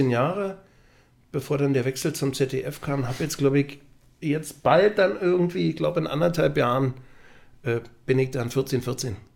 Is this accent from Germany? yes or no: yes; Magdeburg, Saxony-Anhalt, Germany; Also ich bin Magdeburger durch und durch, freue mich aber über alle anderen Vereine genauso.